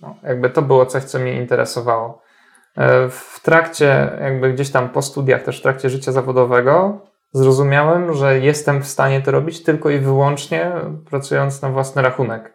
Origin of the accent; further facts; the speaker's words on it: Tricity, Pomeranian Voivodeship, Poland; Ja pochodzę z Trójmiasta